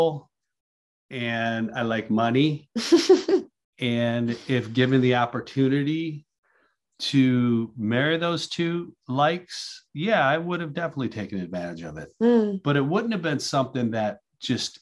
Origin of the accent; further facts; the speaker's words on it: outside of Detroit, Michigan, United States; I was born and raised outside of Detroit